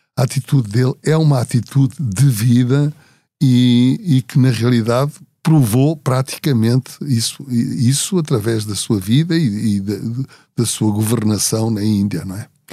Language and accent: Portuguese; Portugal; sou de Portugal